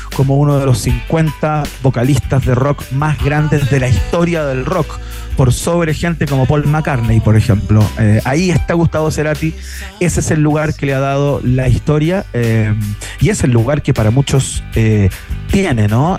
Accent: Chile; como chilenos

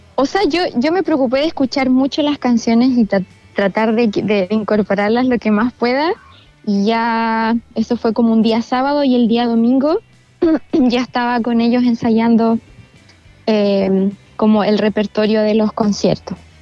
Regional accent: La Unión, Los Ríos, Chile; also born or lived in Valdivia; Mira, yo nací en Valdivia, pero crecí en La Unión.

